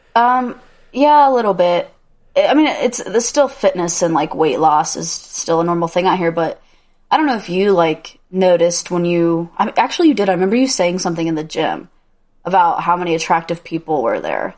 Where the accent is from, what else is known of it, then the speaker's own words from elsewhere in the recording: Indiana, United States; moved away; my whole life, I grew up in Indiana